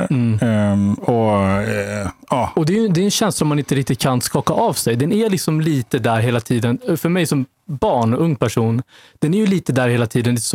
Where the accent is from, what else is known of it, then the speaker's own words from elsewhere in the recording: Vallentuna, Stockholm County, Sweden; jag växte upp i Vallentuna, norr om mm. Stockholm. Mm som är eh, liksom lite av ett bondesamhälle. Och eh, ja, det har präglat liksom min känsla av tillhörighet lite grann tror jag. Var den enda mörkhyade